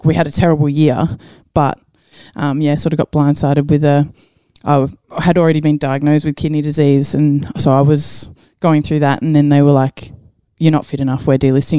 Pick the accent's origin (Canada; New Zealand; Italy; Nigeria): New Zealand; also born or lived in Maryborough; now in Australia; Yeah, family from New Zealand, so lived there growing up and then moved back here. So born here, New Zealand, moved back here. then I was in Maryborough for a while.